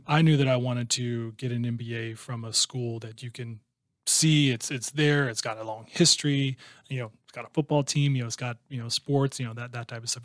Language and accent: English; Iowa, United States; moved away as an adult; also born or lived in Chicago, United States; now in Houston, United States; that's still considered, you know, where I'm from